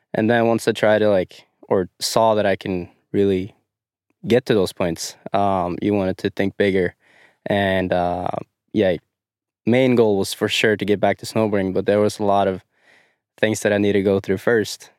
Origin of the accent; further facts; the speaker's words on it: Dombås, Innlandet, Norway; I am from Dumbos, Norway.